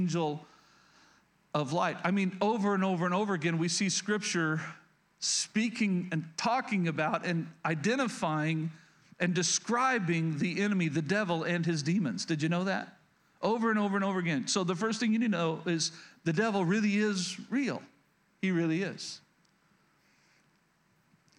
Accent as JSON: {"language": "English", "region": "rural Oklahoma", "country": "United States", "tie": "born or raised there", "said": "I grew up in Oklahoma, rural Oklahoma."}